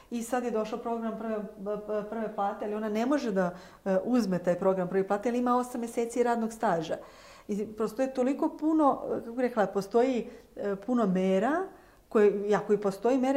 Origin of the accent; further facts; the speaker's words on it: Čačak, Šumadija and Western Serbia, Serbia; ja sam iz Čačka